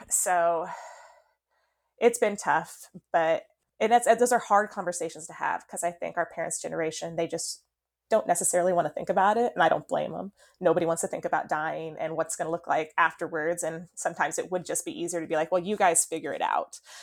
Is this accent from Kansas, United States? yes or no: yes; Eureka, Kansas, United States; We did open up a brick and mortar store this fall in Eureka, Kansas, which is my hometown